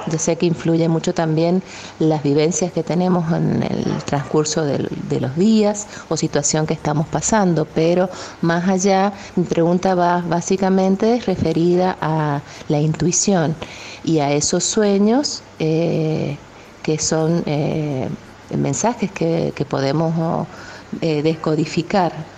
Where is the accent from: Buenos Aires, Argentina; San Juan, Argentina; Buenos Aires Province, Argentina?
San Juan, Argentina; soy de San Juan, Argentina